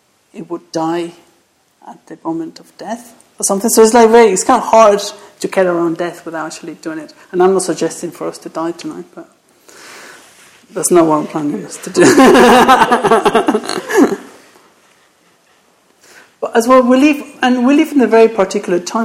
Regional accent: Mexico; English is a second language; moved away; I'm from Mexico, so that... my accent

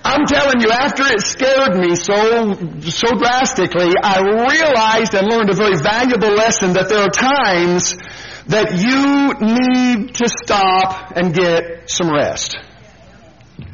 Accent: Washington, United States; moved away as an adult; also born or lived in Fresno, California; back to my place of birth, I guess you want to call it, or my mother's house and my home there in Washington State

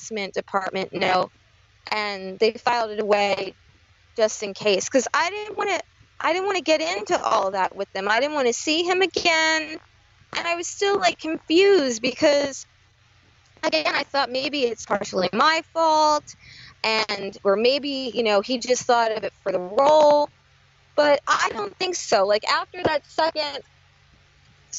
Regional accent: New Jersey, United States; I'm from New Jersey

